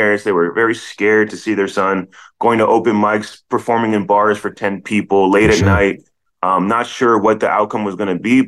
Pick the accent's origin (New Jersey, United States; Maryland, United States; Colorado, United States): Maryland, United States; Silver Spring; moved away as an adult; now in Los Angeles, United States; I grew up in Silver Spring, Maryland